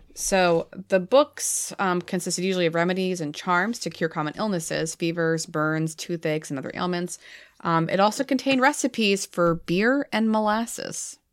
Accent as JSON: {"language": "English", "region": "New England", "country": "United States", "said": "I'm from New England"}